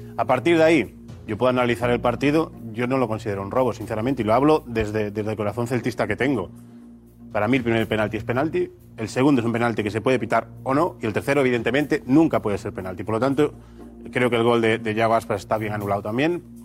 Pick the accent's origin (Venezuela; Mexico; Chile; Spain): Spain; a village near Vigo, Galicia; yo no soy de Vigo, yo, yo nazco en un pueblo al lado de Vigo